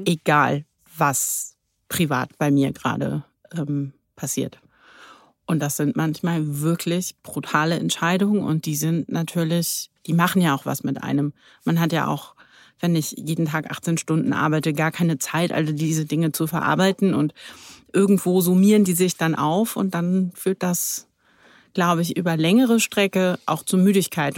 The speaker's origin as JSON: {"language": "German", "region": "Berlin", "country": "Germany", "tie": "born or raised there", "said": "Ich bin waschechte Berlinerin"}